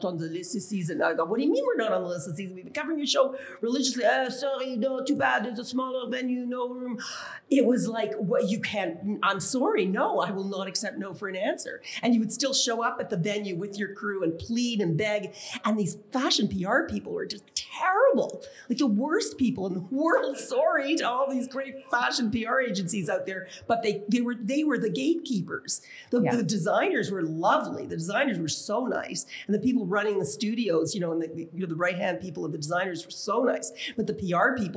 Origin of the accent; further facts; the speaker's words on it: Canada; my identity as a Canadian. I mean, people didn't even realize that we were from Canada